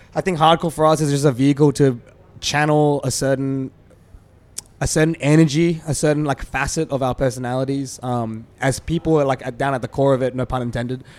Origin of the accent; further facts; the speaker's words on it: Australia; We're Asian Australian